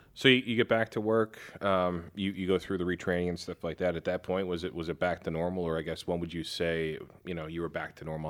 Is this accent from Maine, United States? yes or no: no; New York, United States; moved away as an adult; now in Fort Worth, United States; growing up in New York